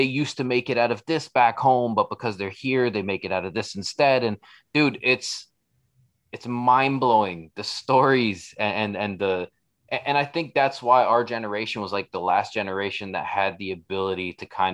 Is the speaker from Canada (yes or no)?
yes; Toronto, Ontario, Canada; moved away as an adult; now in Brantford, Canada; where I grew up on Jane and Weston, like the hood